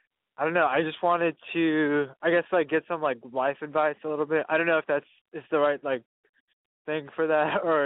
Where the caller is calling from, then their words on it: Portland, Oregon, United States; I'm from Portland. I'm 27 years old.